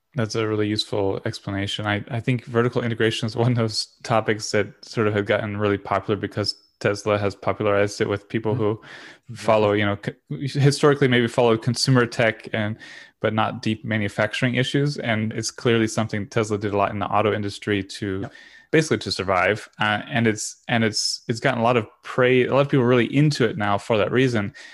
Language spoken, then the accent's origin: English; Florida, United States; also born or lived in Europe; I'm from Florida